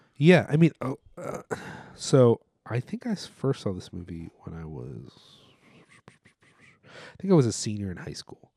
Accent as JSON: {"language": "English", "town": "Philadelphia", "region": "Pennsylvania", "country": "United States", "said": "As a Philadelphian"}